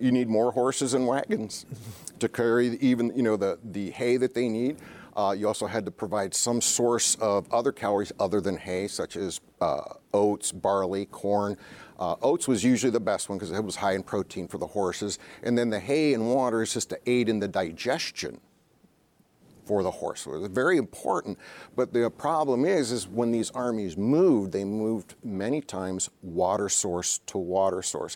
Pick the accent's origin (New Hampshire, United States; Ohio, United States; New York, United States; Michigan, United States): Ohio, United States; moved away; my home state, Ohio